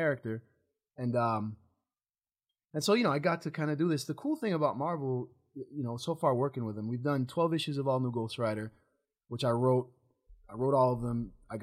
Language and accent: English; Argentina; also born or lived in Chicago, United States / Japan; now in Los Angeles, United States; growing up in Latin America and Argentina